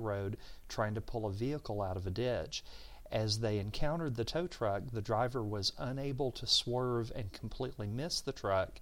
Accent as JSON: {"language": "English", "town": "Georgetown", "region": "Kentucky", "country": "United States", "tie": "born or raised there", "said": "I remember growing up in Georgetown in the 70s."}